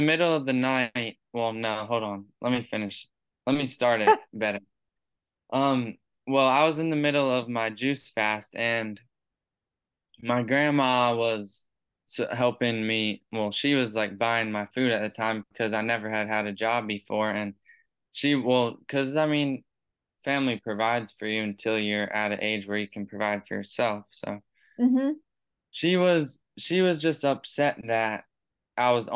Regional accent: Maryland, United States; moved away as an adult; now in Ware Shoals, United States; I'm actually originally from Maryland, but I moved down here in the middle of 2021

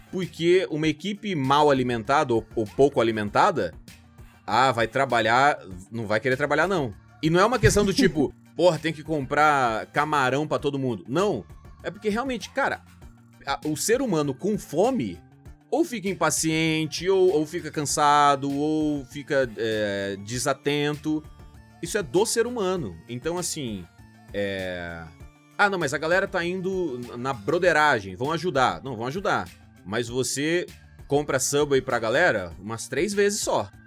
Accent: Cuiabá, Mato Grosso, Brazil; nascido em Cuiabá, no Mato Grosso

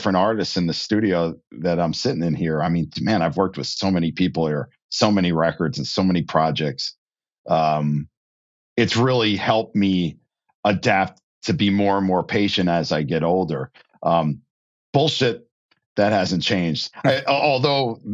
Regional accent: New Jersey, United States; I grew up in New Jersey.

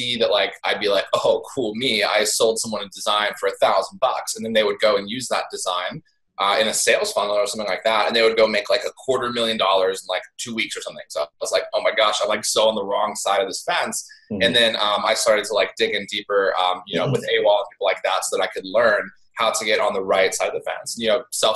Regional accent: East Coast, United States; I grew up on the East Coast in like a really small farm town

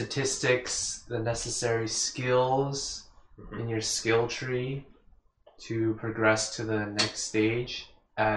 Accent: United States; I am growing up in America, which is in a very rich country

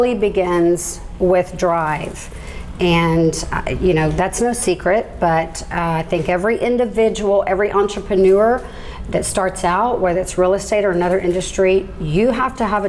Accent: Galveston County, Texas, United States; Born and raised in Galveston County, I've been there all my life

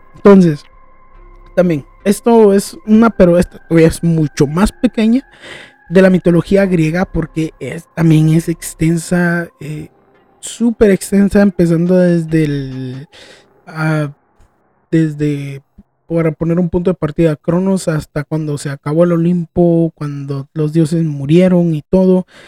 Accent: Guatemala; yo vengo de Guatemala

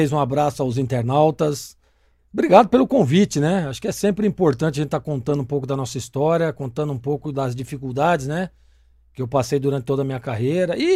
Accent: Americana, São Paulo, Brazil; born or raised there; now in Campinas, Brazil

